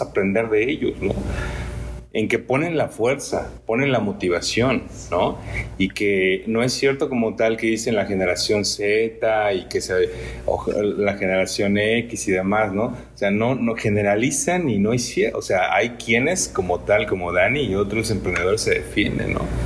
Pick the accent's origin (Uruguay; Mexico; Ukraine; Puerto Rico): Mexico; como mexicanos